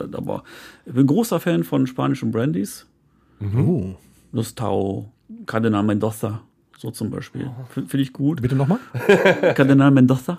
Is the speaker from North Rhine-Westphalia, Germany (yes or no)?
yes; Viersen, North Rhine-Westphalia, Germany; ich komme ja aus Viersen